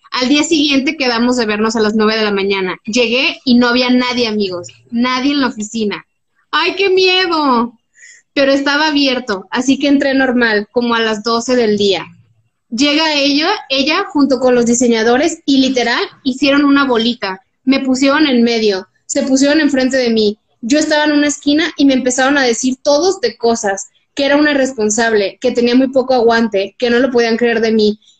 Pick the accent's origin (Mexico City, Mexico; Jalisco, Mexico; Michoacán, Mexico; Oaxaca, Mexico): Jalisco, Mexico; Guadalajara; also born or lived in Ensenada; Obvio, yo soy de Guadalajara y tenía cinco años viviendo en esa ciudad y no lo conocía.